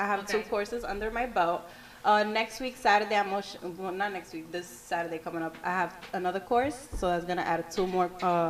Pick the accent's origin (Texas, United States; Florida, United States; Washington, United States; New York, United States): New York, United States; New York City; I'm from the Bronx. Okay. Yeah, South Bronx.